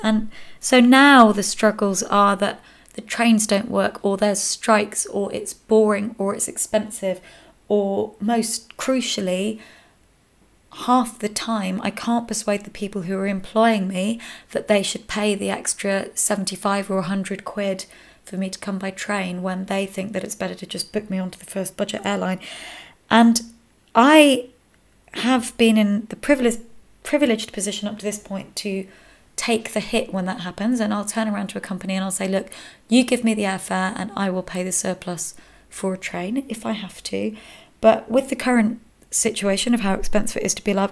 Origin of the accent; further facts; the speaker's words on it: United Kingdom; also born or lived in Hampshire; now in Stuttgart, Germany; people from my home country